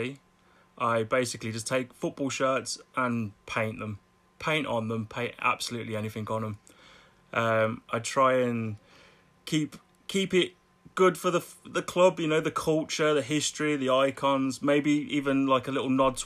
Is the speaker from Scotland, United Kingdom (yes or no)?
no; Birmingham, West Midlands, United Kingdom; accent: Brummie; As you can tell from my accent, I'm not really from Manchester. I'm a Brummie.